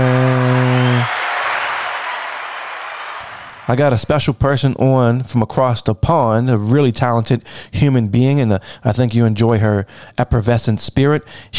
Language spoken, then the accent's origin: English; United States; I'm an American, right? So I grew up here and I'm a very proud USA guy